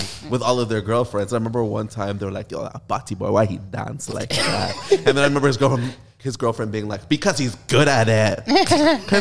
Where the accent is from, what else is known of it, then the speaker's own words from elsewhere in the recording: Toronto, Ontario, Canada; I grew up Western Road in Eglinton.